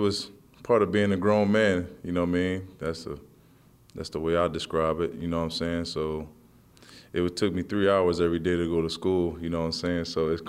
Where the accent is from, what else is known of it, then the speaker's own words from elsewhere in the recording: Philadelphia, Pennsylvania, United States; You know, I'm from Philly, so, you know what I mean? I was more of an Eagles, but, you know, I never hated the Giants, though.